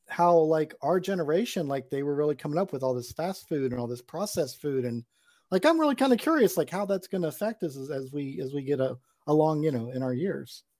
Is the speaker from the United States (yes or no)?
yes; Charleston, South Carolina, United States; my hometown of Charleston